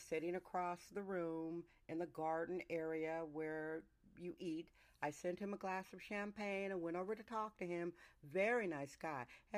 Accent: Wisconsin, United States; also born or lived in Northern California; now in California, United States; I'm from Wisconsin originally, mixed with Northern California

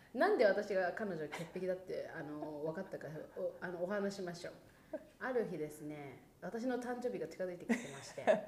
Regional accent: Niigata, Japan; 私さ新潟出身でさ雪国だからさスキーめっちゃ得意なのよ

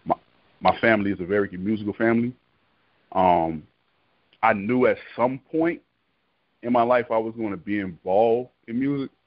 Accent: Miami, Florida, United States; moved away; I'm originally from Florida, Florida boy, but I'm um, born and raised in Miami, Florida

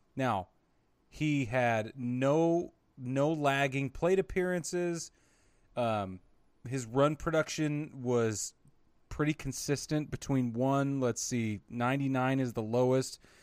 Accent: Utah, United States; I grew up in Utah

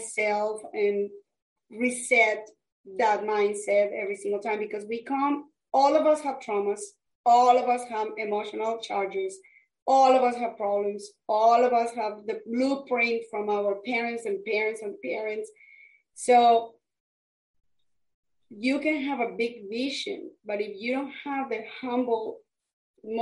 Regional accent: Colombia; English is a second language; moved away as an adult; I am from Colombia, South America, and I came to this country years ago.

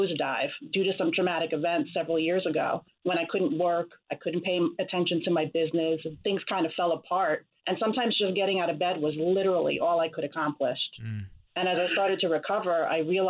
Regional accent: New York, United States; I'm from New York, where I attended the Bronx High School of Science

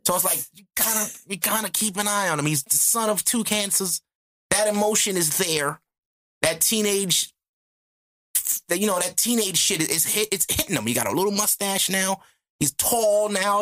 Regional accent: United States; I'm American

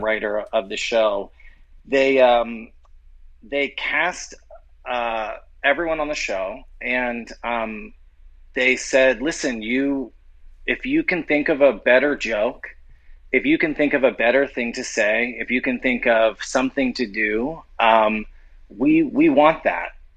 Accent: New Orleans, Louisiana, United States; I'm from New Orleans

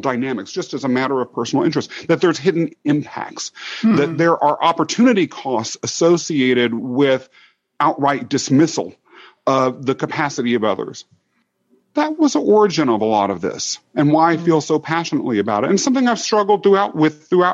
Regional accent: Kansas, United States; also born or lived in London, England; I grew up in Kansas

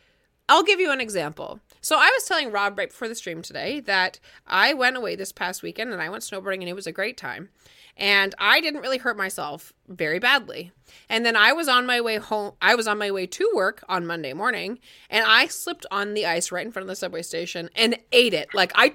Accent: Ireland; Listen, I'm Irish. Like, you know, okay, Irish, proudly Irish

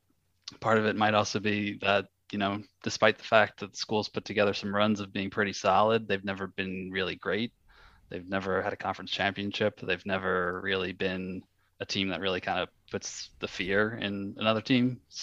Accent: New Jersey, United States; I grew up in New Jersey, born and raised, and I live there now

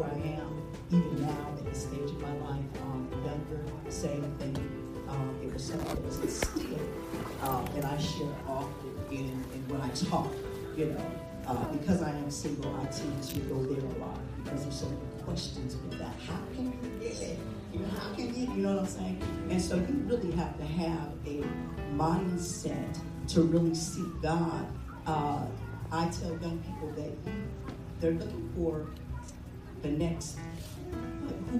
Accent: Seattle, Washington, United States; I am from Seattle, Washington, the Emerald City

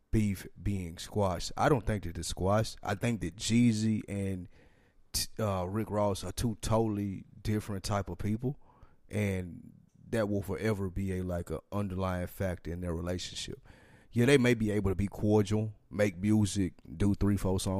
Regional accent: the South, United States; Like we're from the South, we fuck with No Limit as opposed to them.

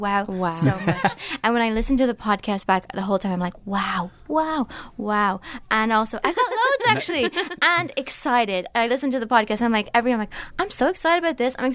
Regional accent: Termonfeckin, Leinster, Ireland; A place called Termonfeckin in County Leitrim

